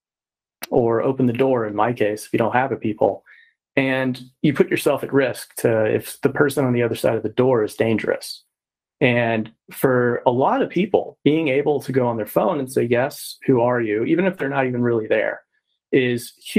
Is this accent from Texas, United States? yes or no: yes; Texas, United States; I'm from Texas as well